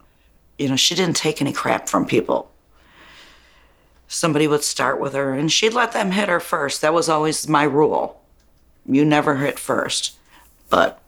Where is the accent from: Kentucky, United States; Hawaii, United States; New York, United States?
New York, United States; Buffalo; I was born in South Buffalo